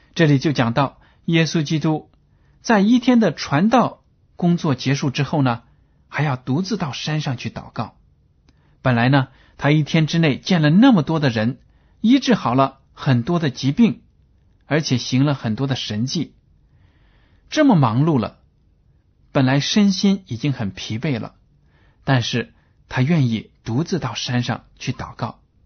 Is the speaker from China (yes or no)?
yes; China; 我们中国人大多数呢，都习惯用筷子吃饭